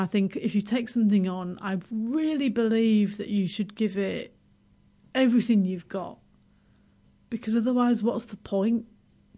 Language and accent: English; Yorkshire and the Humber, United Kingdom; now in New Zealand; I'm from Yorkshire, I'm from Yorkshire